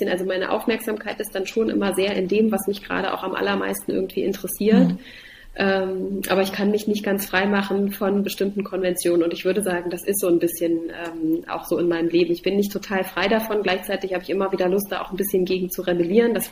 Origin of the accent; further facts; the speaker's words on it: Halle, Saxony-Anhalt, Germany; also born or lived in Dessau; Also ich bin äh, in Dessau geboren, ich bin in Halle aufgewachsen. Ähm, ich bin also ein Ostkind.